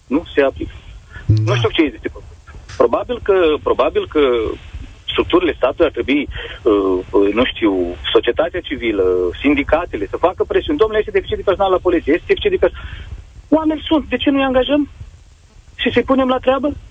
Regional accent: Romania; Noi suntem români

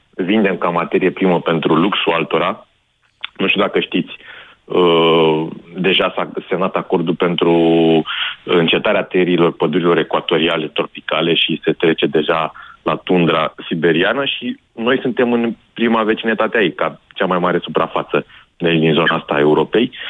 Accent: Oltenia, Romania; sunt din Oltenia și sunt exact în vecinătatea bazinului uh, mhm. limitului Oltenia

